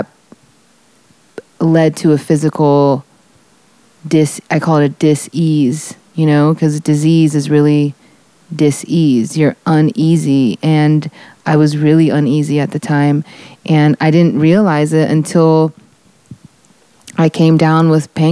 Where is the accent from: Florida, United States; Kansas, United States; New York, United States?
Florida, United States; growing up in Florida, I was surrounded by jungle and swampland and green